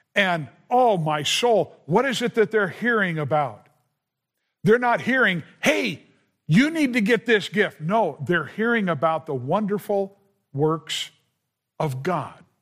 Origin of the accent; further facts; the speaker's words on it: Southern California, United States; I grew up in Southern California